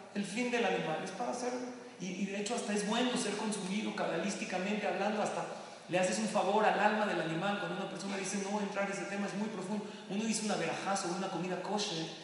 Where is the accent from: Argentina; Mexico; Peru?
Mexico; also born or lived in Lakewood, New Jersey; a los mexicanos nos encanta